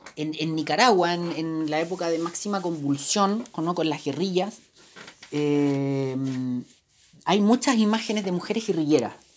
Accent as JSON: {"language": "Spanish", "country": "Chile"}